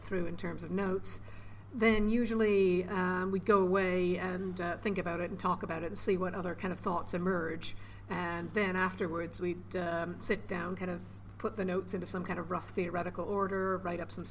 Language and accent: English; Toronto, Ontario, Canada; now in United Kingdom; I'm from Toronto, still got family there